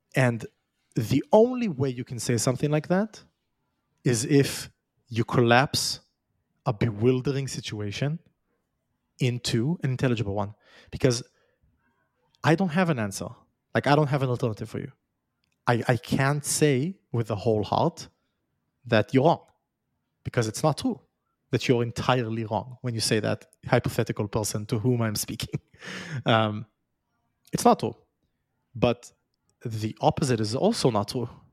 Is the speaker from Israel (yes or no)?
yes; Israel; moved away; I was born in Israel. I was raised in Israel. Now I've left it